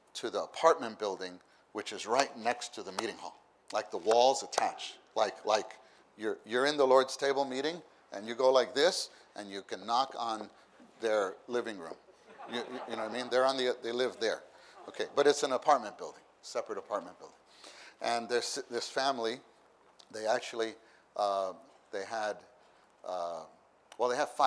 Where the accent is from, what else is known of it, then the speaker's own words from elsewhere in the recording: New York City, New York, United States; moved away; I come from New York City